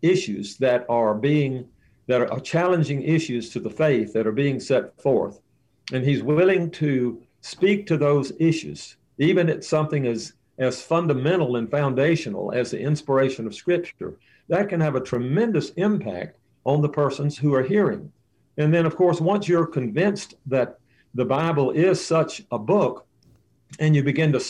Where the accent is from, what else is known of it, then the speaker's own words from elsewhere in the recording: Mississippi, United States; I grew up in Mississippi.